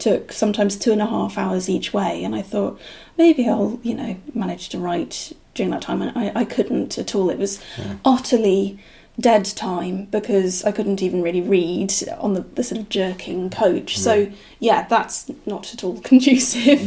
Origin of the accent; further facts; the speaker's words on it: Aberdeenshire, Scotland, United Kingdom; now in York, United Kingdom; I grew up in Aberdeenshire from the age of one. My parents were English